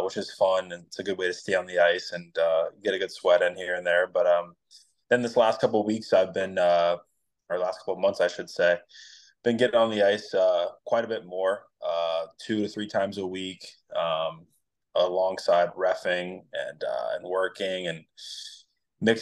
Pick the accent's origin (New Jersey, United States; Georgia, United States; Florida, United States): Florida, United States; Vero Beach; also born or lived in Fredericksburg, Virginia; I'm in Vero Beach, Florida. So this is where I grew up and went to high school